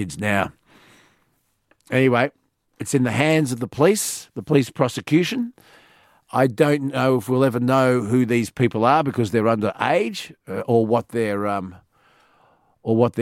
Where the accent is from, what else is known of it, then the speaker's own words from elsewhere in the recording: Sydney, New South Wales, Australia; I grew up on Sydney's northern beaches